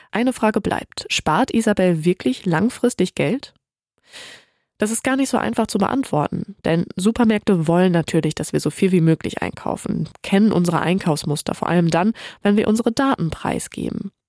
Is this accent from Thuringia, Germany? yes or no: no; Lower Saxony, Germany; born there; also born or lived in Leipzig; Als gebürtige Ostfriesin ist das halt völlig normal, dass du mit dem Fahrrad überall hinfährst.